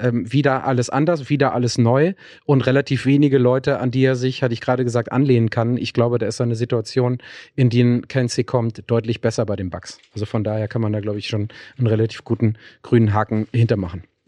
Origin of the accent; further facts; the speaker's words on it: Ruhr area, North Rhine-Westphalia, Germany; bei uns im Ruhrgebiet sagt man ähm, Pinchen